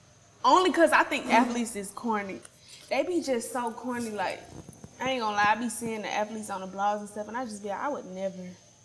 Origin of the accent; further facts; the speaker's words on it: Atlanta, Georgia, United States; I'm from Atlanta